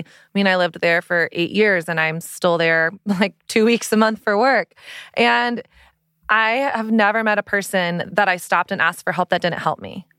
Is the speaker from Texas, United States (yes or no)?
yes; Texas, United States; I grew up in Texas